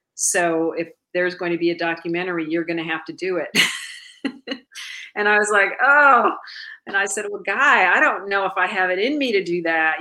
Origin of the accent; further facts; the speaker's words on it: Milwaukee, Wisconsin, United States; moved away; my hometown, which is Milwaukee, Wisconsin